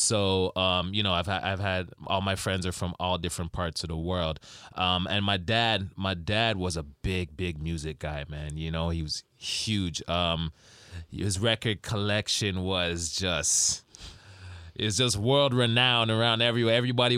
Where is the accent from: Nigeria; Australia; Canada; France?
Canada; Rexdale, Ontario; I was raised in Rexdale, but I went to high school in Woodbridge.